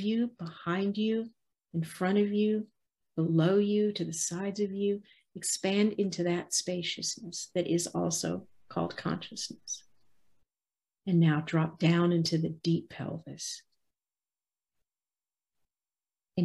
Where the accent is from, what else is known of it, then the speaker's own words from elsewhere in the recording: the South, United States; I was raised in the South